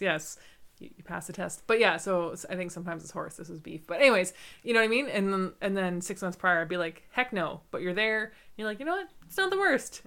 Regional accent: Canada; I grew up in Canada

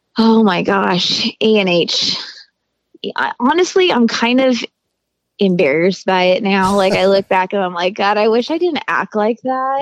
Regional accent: Hesperia, California, United States; also born or lived in Greeley, Colorado; I was actually born in Greeley, Colorado, and then we moved to Hesperia, California when I was like, hmm, was I seven years old

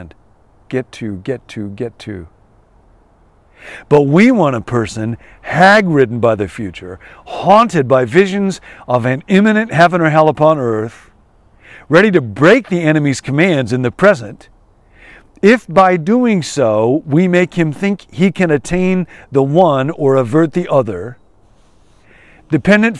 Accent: Rockford, Illinois, United States; moved away; I grew up in Rockford, and I will always love Rockford

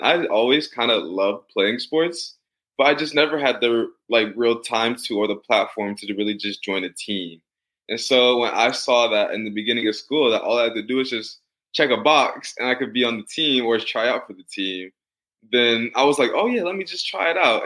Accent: St. Louis, Missouri, United States; now in Atlanta, United States; I'm born and raised in St. Louis, and I currently live in Atlanta, Georgia

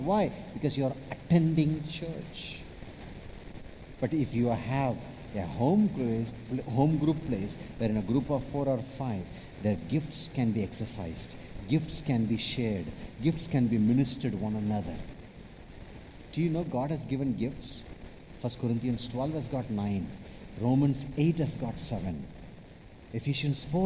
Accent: Chennai / Vellore, Tamil Nadu, India; I'm from Chennai

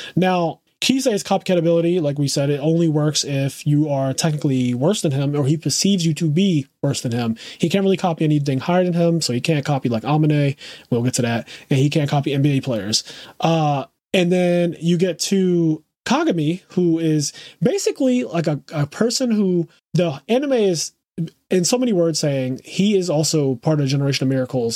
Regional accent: Philadelphia, Pennsylvania, United States; growing up in Philadelphia

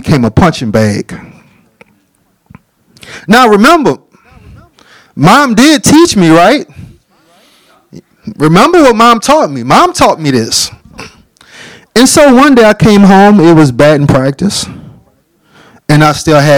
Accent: New Orleans, Louisiana, United States; I am born and raised from a little town called New Orleans

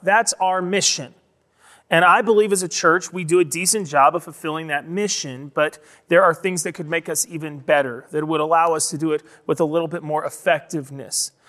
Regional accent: United States; we, specifically as American Christians

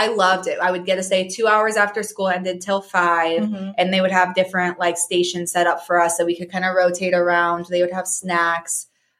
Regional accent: Virginia, United States; born there; also born or lived in Kansas / Missouri; My family moved around a lot growing up. I was born in Virginia. We spent 5 years there. I started school in Kansas. We spent 5 years there. We moved to Missouri

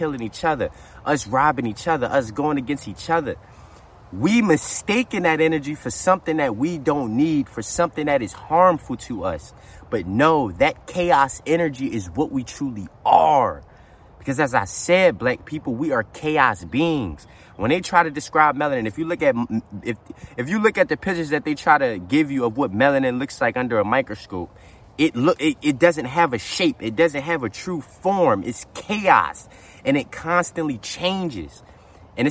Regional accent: Philadelphia, Pennsylvania, United States; the city where I'm from, right? Because I am from Philly.

